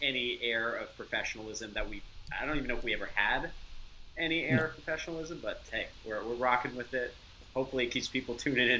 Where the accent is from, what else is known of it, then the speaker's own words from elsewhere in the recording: Canada; accent: Canadian; I have been told in speaking with American, I guess, people that they immediately hear my accent, Canadian.